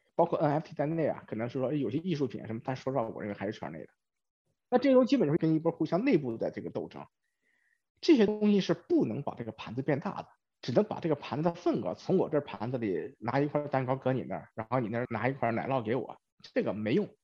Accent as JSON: {"language": "Chinese", "country": "China", "tie": "born or raised there", "moved": "as an adult", "lives_now": "Silicon Valley, United States", "said": "我是在中国出生，中国长大，在中国上了大学，然后 工作几年才出国，虽然已经出国了差不多二十年，但是对中国还是比较了解"}